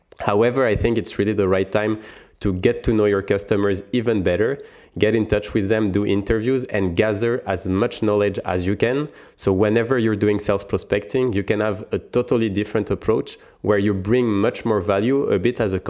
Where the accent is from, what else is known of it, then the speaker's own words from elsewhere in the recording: France; accent: French; English is a second language; I'm French. You probably can hear it from my accent.